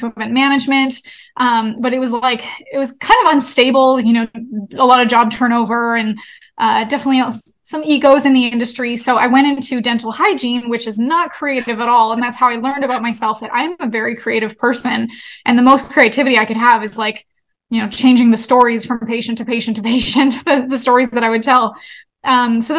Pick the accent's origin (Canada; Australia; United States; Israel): Canada; I'm from Canada, and my parents own a hockey league, which is very Canadian of us